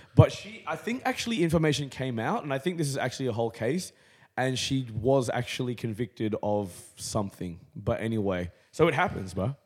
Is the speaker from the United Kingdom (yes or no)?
no; Canberra, Australian Capital Territory, Australia; growing up in Canberra